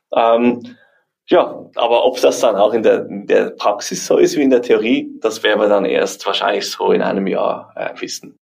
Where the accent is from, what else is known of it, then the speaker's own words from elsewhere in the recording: Switzerland; wir Schweizer